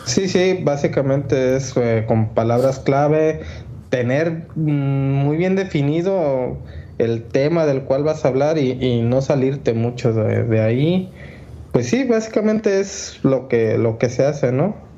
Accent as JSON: {"language": "Spanish", "country": "Mexico", "said": "soy un arquitecto mexicano"}